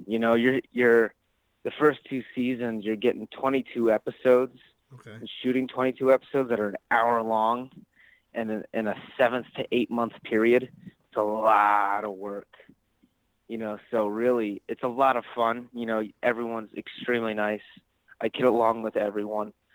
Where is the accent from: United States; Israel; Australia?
United States; Ottawa, Ohio; I'm actually originally from a small town in Northwest Ohio. Um, it's called Ottawa